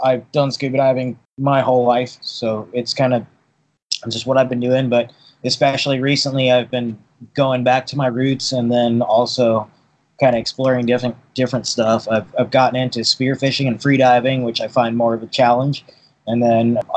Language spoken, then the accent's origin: English; Boston, Massachusetts, United States; also born or lived in Poland / Newport, Rhode Island; now in Kauai, United States; I was born in Poland, actually. I grew up in Boston